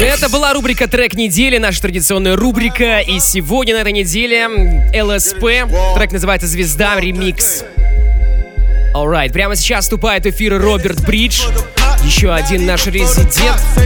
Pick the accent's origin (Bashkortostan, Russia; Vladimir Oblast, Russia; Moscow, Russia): Bashkortostan, Russia; Salavat; moved away; Я сам из Салавата просто. Это же совсем рядышком.